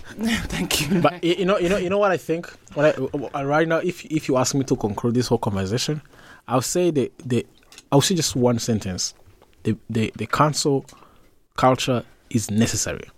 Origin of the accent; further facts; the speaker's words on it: Rwanda; I'm from Rwanda